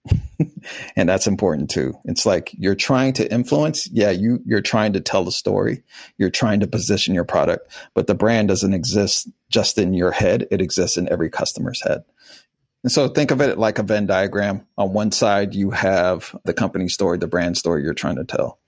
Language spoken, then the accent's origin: English; Wichita, Kansas, United States; moved away; also born or lived in Miami; I was born in Wichita, Kansas during a tornado